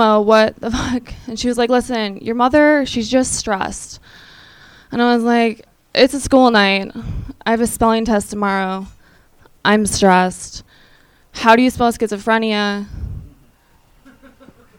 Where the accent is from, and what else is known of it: Minnesota, United States; moved away